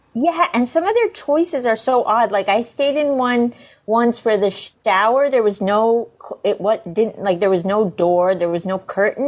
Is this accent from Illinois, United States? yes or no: no; Northern Virginia, United States; I grew up in Northern Virginia